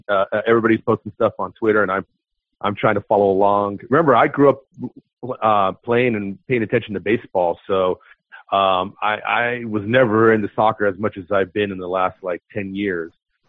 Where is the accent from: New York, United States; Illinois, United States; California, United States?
California, United States; Los Angeles; now in Oakland, United States; I'm from Oakland, I was from LA, but I mean, I've been living in Oakland for 20 years, man.